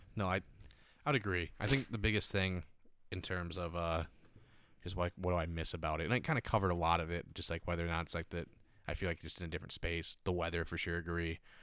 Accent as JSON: {"language": "English", "town": "Stillwater", "region": "Minnesota", "country": "United States", "tie": "born or raised there", "also_born_or_lived": "Santa Monica / Venice / Manhattan Beach", "moved": "yes", "said": "I'm from Stillwater, a very tourist-driven, like, experience kind"}